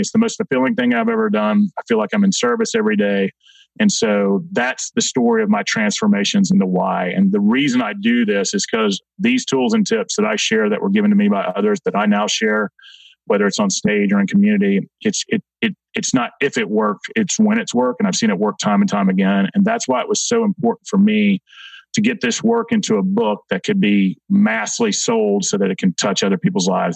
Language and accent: English; Atlanta, Georgia, United States; I'll start as a young man in South Atlanta. I grew up in Clayton County